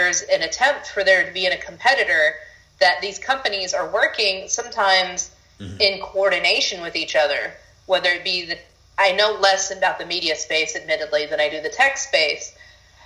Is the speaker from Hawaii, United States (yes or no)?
yes; Honolulu, Hawaii, United States; moved away as an adult; also born or lived in New York; now in Austin, United States; I was born in Hawaii, then when I started college, I went to NYU